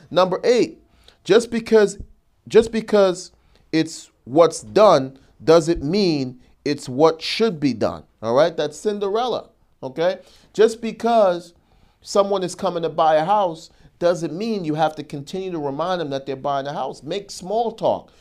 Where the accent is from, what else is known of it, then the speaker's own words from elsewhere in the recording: New York, United States; I'm a New Yorker